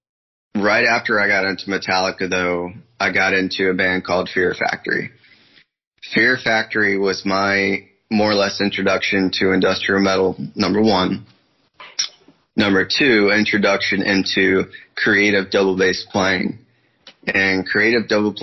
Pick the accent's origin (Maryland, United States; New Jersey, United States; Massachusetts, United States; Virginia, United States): Virginia, United States; Northern; I'm from Northern Virginia, basically about an hour or so from Washington, D.C.